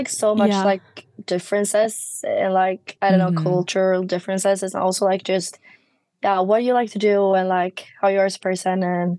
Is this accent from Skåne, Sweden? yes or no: yes; Helsingborg, Skåne, Sweden; moved away as an adult; now in Miami, United States; I'm from the south in Sweden. Like, it's called Helsingborg.